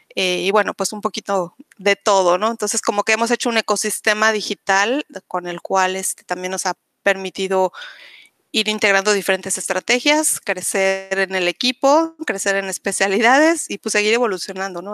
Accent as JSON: {"language": "Spanish", "region": "Mexico City", "country": "Mexico", "also_born_or_lived": "Spain / Cancún, Quintana Roo", "moved": "as an adult", "lives_now": "Playa del Carmen, Mexico", "said": "yo soy originaria de la Ciudad de México"}